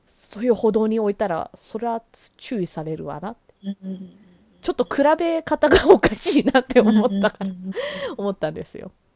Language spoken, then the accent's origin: Japanese; Canada; 私はやっぱりこうカナダで育ってる